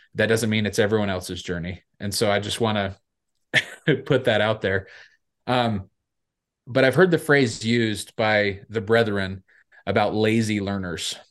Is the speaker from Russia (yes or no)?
no; Salt Lake City, Utah, United States; I grew up in downtown Salt Lake City